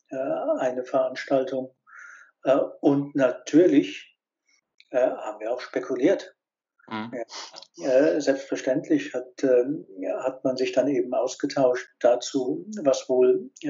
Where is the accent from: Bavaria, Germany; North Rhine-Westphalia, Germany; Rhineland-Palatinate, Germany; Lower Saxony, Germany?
Rhineland-Palatinate, Germany; Worms; ich bin in Worms äh, aufgewachsen, zur Schule gegangen